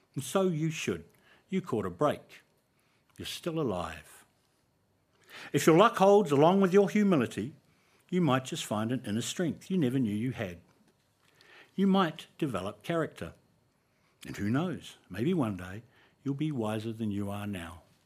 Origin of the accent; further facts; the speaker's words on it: New Zealand; So, Cora was Māori. We all were. It was a Māori school